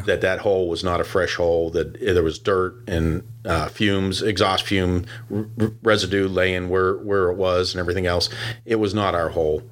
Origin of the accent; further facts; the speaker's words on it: Pittsburgh, Pennsylvania, United States; moved away; I was born and raised in Pittsburgh